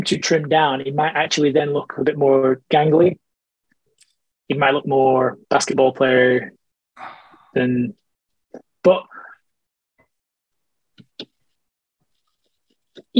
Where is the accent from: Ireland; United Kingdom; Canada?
Ireland; I'm Irish